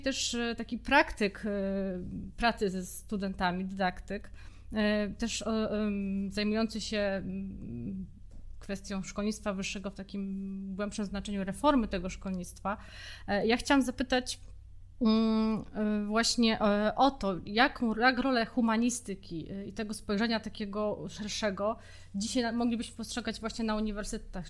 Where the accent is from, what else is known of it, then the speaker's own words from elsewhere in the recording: Silesian Voivodeship, Poland; wszyscy jesteśmy ze Śląska